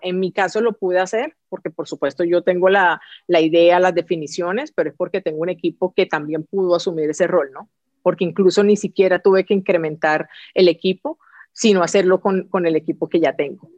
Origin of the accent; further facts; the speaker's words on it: Colombia; como colombiana también que yo que soy